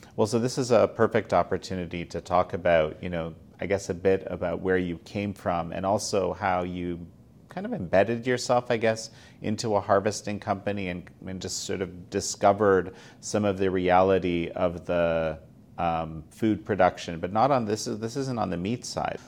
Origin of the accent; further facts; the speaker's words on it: Canada; as a Canadian